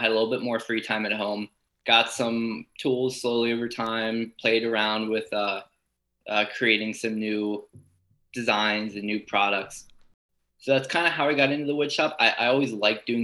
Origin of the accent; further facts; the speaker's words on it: Lancaster, Pennsylvania, United States; I come from Eastern Lancaster in Pennsylvania, which is kind of known for Amish country. So the high school I went to had a wood shop class